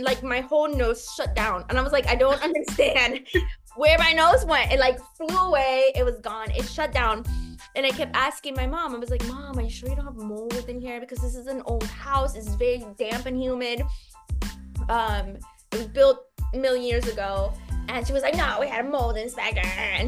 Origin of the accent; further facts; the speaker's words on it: United States; I'm an American.